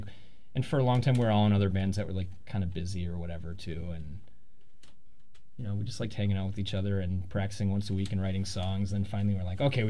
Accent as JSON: {"language": "English", "area": "Fox Valley", "region": "Wisconsin", "country": "United States", "moved": "yes", "lives_now": "Milwaukee, United States", "said": "I'm from Fox Valley, and we all went to Concert Cafe and stuff like that and kind of knew each other"}